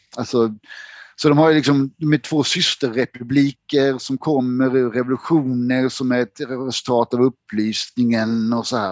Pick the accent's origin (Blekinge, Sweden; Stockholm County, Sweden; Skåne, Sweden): Blekinge, Sweden; moved away; also born or lived in France; jag är ju från Blekinge